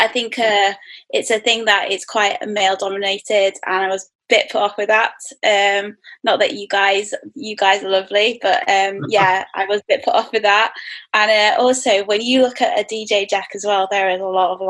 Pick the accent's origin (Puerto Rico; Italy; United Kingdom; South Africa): United Kingdom; Manchester, North West England; moved away; Just due to my day job as a designer. So yeah, I'm back in my hometown